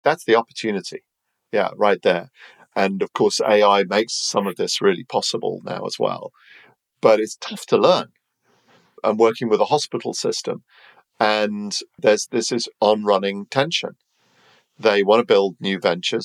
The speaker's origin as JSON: {"language": "English", "country": "United Kingdom", "said": "I'm British"}